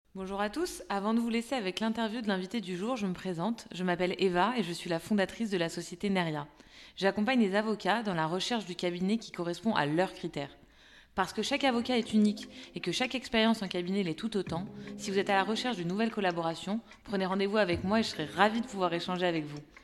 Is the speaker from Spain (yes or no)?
no; Hauts-de-France, France; moved away as an adult; also born or lived in Paris region; je suis originaire de la région de France, euh, donc euh, dans le nord